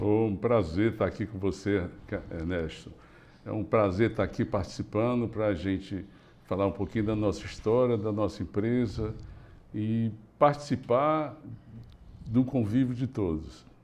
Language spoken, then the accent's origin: Portuguese; Limoeiro do Norte, Ceará, Brazil; also born or lived in Fortaleza; ficamos em Limoeiro até 10, 12 anos de idade